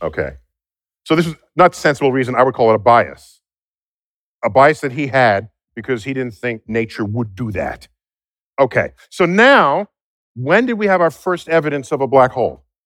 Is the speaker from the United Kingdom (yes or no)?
no; New York City, New York, United States; We are both from the Bronx